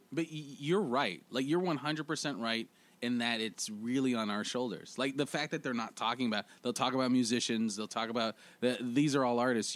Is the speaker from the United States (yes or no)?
no; Canada; now in Toronto, Canada; as Canadian comics